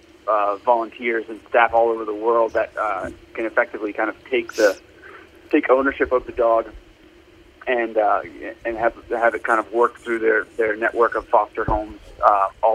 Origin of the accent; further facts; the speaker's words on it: suburbs of Washington, D.C. in Virginia, United States; I'm originally from the Washington, D.C. area. I grew up in the suburbs of D.C. in Virginia